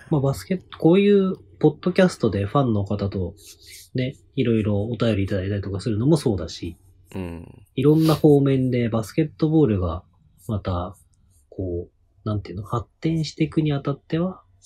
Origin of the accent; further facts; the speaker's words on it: Hokkaido, Japan; moved away; 僕、ドサンコ